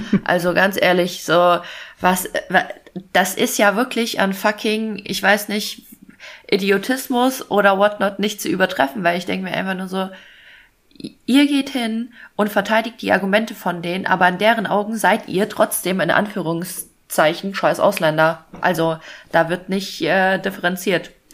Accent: Fulda, Hesse, Germany; ich komme ja aus Fulda

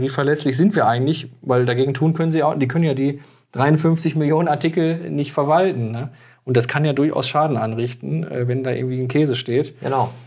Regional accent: Moers, North Rhine-Westphalia, Germany; born or raised there

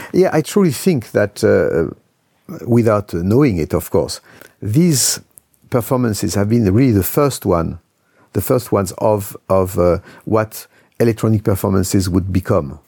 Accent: Lyon, Auvergne-Rhône-Alpes, France; my hometown, Lyon

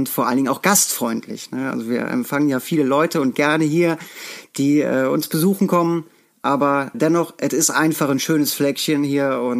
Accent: Bonn, North Rhine-Westphalia, Germany; Ich bin in Bonn geboren, das muss ich auch schon mal dazu sagen.

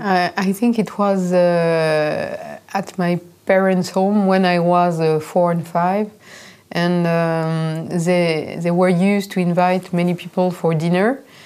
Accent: Reims, Grand Est, France; I grew up in Reims

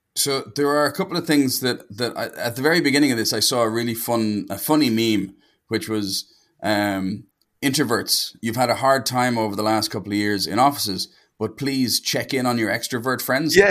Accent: Dublin, Leinster, Ireland; I'm from Dublin in Ireland, which is the center of the known universe.

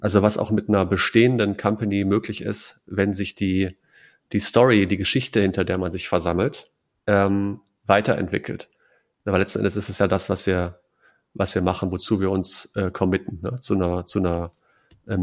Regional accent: Münsterland, North Rhine-Westphalia, Germany; ich bin da äh, tief verwurzelt. Ich mag die Menschen, ich mag die Heimat

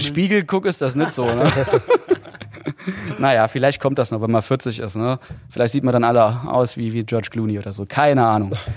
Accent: Saarland, Germany; accent: Saarländisch; als Saarländer

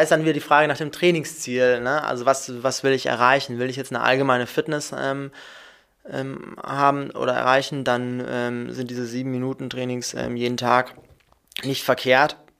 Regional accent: Munich, Bavaria, Germany; moved away as an adult; now in Hamburg, Germany; ich komme aus Bayern, ich komme aus München, bin ich geboren, habe da studiert

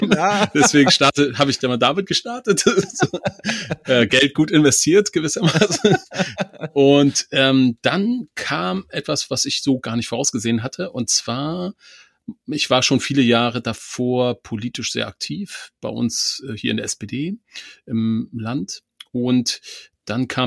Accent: East Germany, Germany; Ich habe auch noch diesen alten Atlas meiner Großeltern, den besitze ich noch. Das war, ähm, ich komme aus dem Osten, das war Volk und Wissen, glaube ich.

